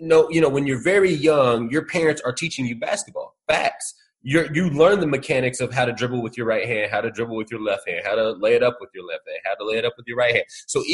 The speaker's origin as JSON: {"language": "English", "region": "Indiana", "country": "United States", "said": "I'm from Indiana."}